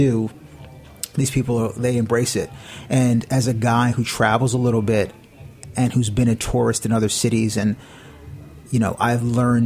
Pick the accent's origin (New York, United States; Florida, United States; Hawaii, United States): New York, United States; New York City; also born or lived in Dutchess County, New York / the Bronx; I was actually born here, and my mother got remarried, and we moved upstate